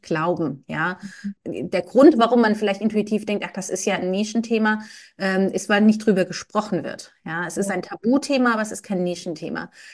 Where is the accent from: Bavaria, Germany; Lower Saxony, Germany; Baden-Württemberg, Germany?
Baden-Württemberg, Germany; Karlsruhe; moved away as an adult; also born or lived in Koblenz / Frankfurt / England; ich komme ursprünglich aus dem Süden Deutschlands, aus Karlsruhe, bin da aufgewachsen